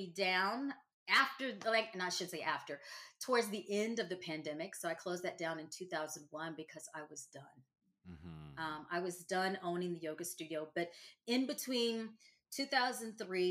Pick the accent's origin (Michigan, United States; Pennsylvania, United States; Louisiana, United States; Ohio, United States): Louisiana, United States; moved away as an adult; also born or lived in the South; I am now living back in my home state. I am in the boot, and I am living in New Orleans